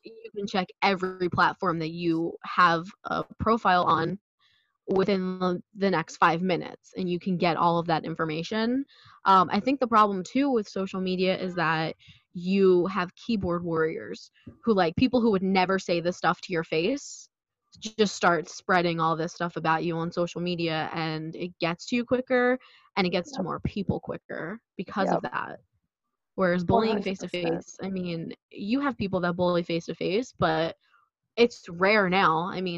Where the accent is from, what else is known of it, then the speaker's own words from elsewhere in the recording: Philadelphia, Pennsylvania, United States; accent: South Philly; if I'm talking to people from South Philly, like if I see someone from high school on the street, my accent comes back.